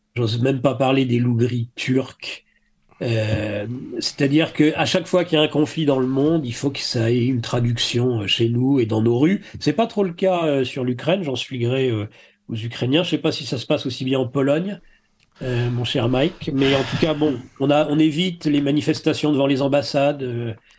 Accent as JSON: {"language": "French", "country": "France", "said": "je suis français de longue date."}